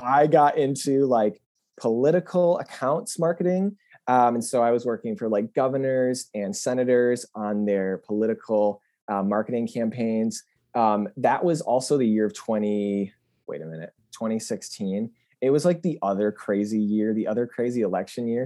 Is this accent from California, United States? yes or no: no; Grand Rapids, Michigan, United States; moved away; also born or lived in Washington, D.C.; my hometown, which was Grand Rapids at the time